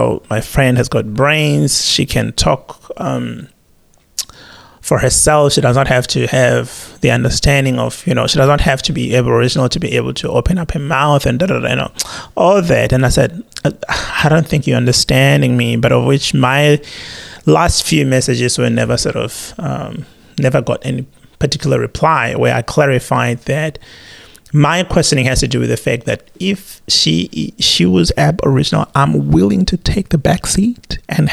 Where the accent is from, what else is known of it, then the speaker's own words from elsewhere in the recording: South Africa; now in Australia; being a South African, having grandparents who actually suffered under the apartheid regime